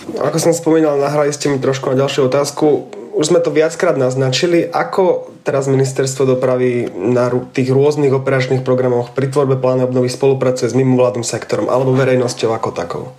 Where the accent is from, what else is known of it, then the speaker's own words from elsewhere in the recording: Banská Bystrica, Banská Bystrica Region, Slovakia; ja som z Banskej Bystrice